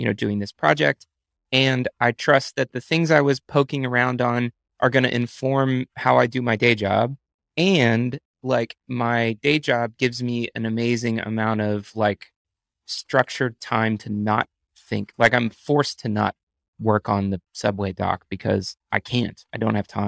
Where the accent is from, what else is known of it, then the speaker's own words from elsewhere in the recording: Texas, United States; moved away as an adult; now in New York, United States; I'm from Texas, but I've been in New York the last five years.